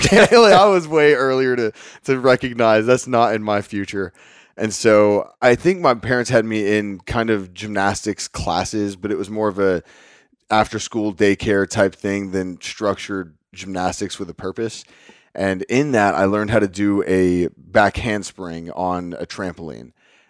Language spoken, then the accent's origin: English; Lubbock, Texas, United States; So I was born and raised in Cottonfield Country, Northwest Texas, in a city called Lubbock, where Texas Tech University is based out of.